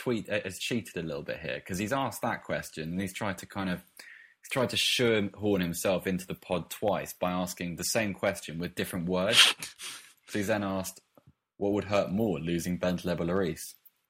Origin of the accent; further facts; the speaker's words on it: Bath, South West England, United Kingdom; moved away; I'm from Bath. I was born down here and I live here again now.